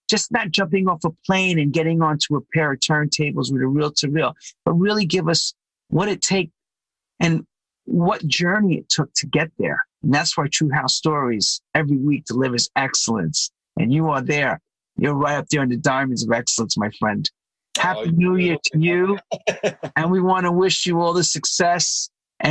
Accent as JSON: {"language": "English", "country": "United States", "said": "I'm American"}